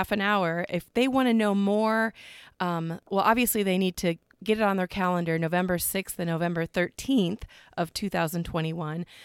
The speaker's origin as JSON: {"language": "English", "region": "Iowa", "country": "United States", "tie": "born or raised there", "said": "growing up in Iowa"}